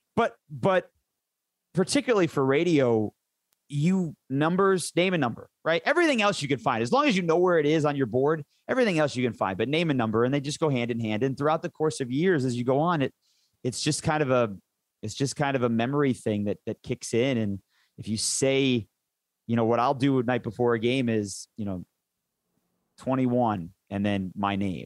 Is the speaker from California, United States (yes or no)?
no; Detroit, Michigan, United States; moved away; I grew up in Michigan, in suburban Detroit